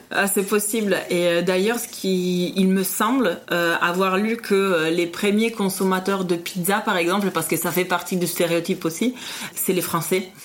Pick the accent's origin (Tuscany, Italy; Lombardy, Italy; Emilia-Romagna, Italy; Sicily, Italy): Emilia-Romagna, Italy; Parma; French is a second language; now in France; je viens de Parme en Italie